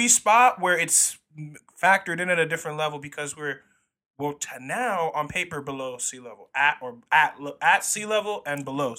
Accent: Florida, United States; We're from Florida, so yeah.

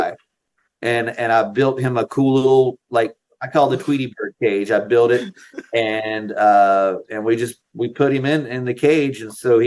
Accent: North Carolina, United States; I lived in North Carolina. I grew up in North Carolina

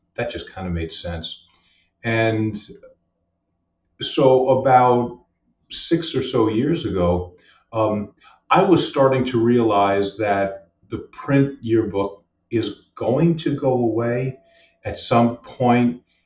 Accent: Westchester, New York, United States; moved away as an adult; also born or lived in Tampa, Florida; now in Long Island, United States; moved to Westchester when I was just a wee lad, and stayed there for 18 years

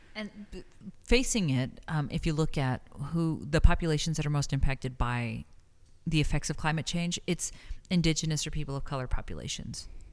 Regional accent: El Paso, Texas, United States; born or raised there; moved away as an adult; also born or lived in New York; now in Las Cruces, United States

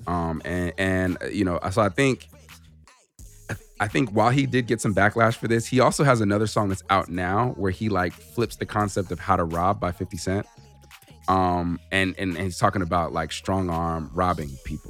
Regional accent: Southern California, United States; growing up in Southern California

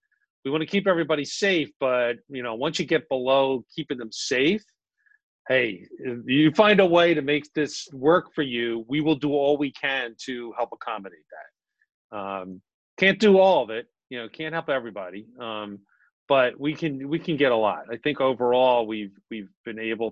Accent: Philadelphia, Pennsylvania, United States; moved away as an adult; now in Collingswood, United States; I'm Northeast Philly. There you go. Born and bred

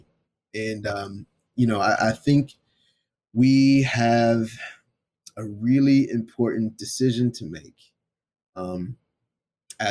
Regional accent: Philadelphia, Pennsylvania, United States; moved away as an adult; I was born and raised in Philly, and I left Philly at the age of 18 to go to college

